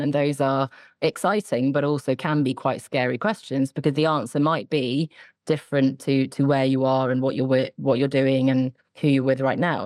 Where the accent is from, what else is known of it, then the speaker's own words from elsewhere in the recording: suburb outside London, South East England, United Kingdom; also born or lived in Sweden (ancestry) / Oxford; I grew up in the south of England, sort of a suburb outside of London.